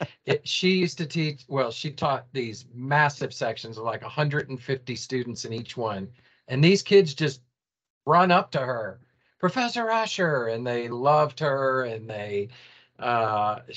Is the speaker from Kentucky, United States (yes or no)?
yes; Louisville, Kentucky, United States; also born or lived in Raleigh, North Carolina; I was born in Louisville. I grew up here.